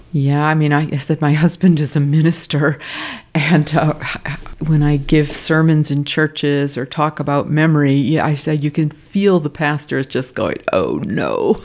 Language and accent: English; United States; I'm an American